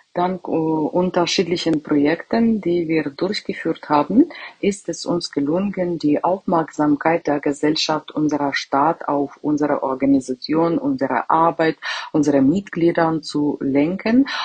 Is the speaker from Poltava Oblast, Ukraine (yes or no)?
yes; Kremenchuk, Poltava Oblast, Ukraine; Ich komme aus der Ukraine, aus äh, der Stadt Kremenchuk, Poltava-Gebiet.